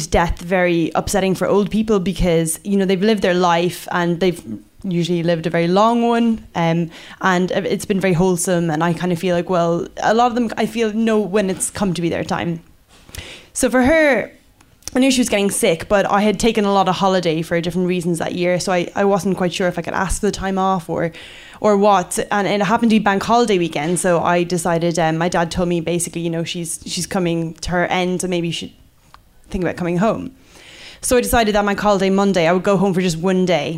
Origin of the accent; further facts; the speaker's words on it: Ireland; moved away as an adult; also born or lived in United Kingdom; now in London, United Kingdom; I'm Irish, and I've been living in the UK for about 6 years or so now